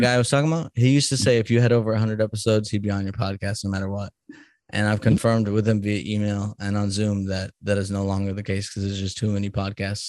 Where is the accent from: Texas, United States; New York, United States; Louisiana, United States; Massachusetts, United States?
Massachusetts, United States; Salem; now in Kansas, United States; I'm from Salem, Massachusetts